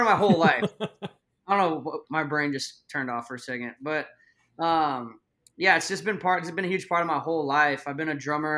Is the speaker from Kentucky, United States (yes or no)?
no; Dallas, Texas, United States; I'm from Dallas